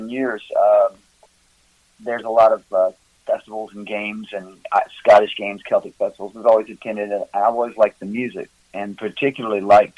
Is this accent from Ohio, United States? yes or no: no; near Memphis, West Tennessee, United States; now in Gatlinburg, United States; Originally, I'm from West Tennessee, down by Memphis